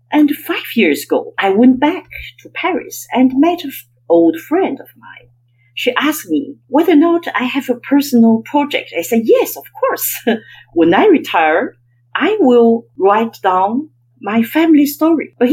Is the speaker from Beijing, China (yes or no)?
yes; Beijing, China; English is a second language; moved away as an adult; also born or lived in Geneva, Switzerland / France / Hong Kong; I was born in Beijing